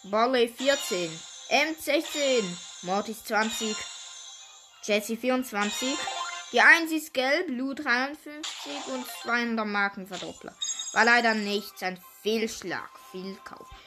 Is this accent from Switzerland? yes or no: yes; Switzerland; Also, zuerst, wir sind Schweizer, ja, was ihr wissen.